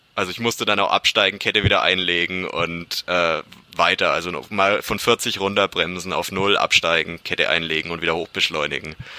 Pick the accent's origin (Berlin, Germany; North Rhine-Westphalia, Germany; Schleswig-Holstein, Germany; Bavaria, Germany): Bavaria, Germany; Bamberg; ich komme aus Bamberg